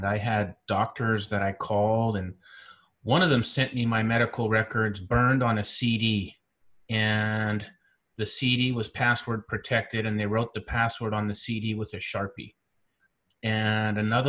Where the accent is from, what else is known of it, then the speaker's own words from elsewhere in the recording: central Canada, Canada; moved away as an adult; also born or lived in Caribbean / Silicon Valley, United States; I'm originally from Central Canada